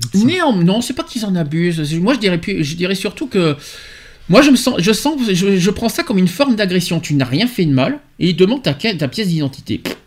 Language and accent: French; France; chez nous en France